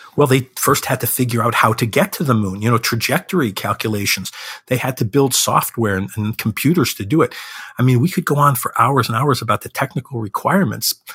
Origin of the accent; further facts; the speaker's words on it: Chicago, Illinois, United States; Chicago, which is my hometown